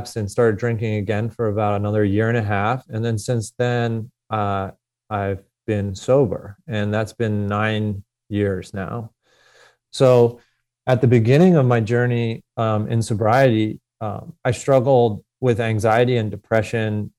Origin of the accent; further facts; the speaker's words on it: Philadelphia, Pennsylvania, United States; I grew up in Northeast Philadelphia as a competitive athlete